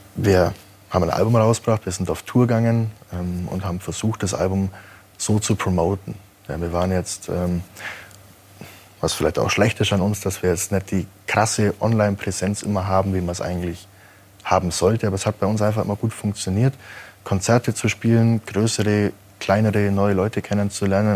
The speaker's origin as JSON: {"language": "German", "town": "Kaufbeuren", "region": "Bavaria", "country": "Germany", "said": "wo ich herkomme, aus Kaufbeuern"}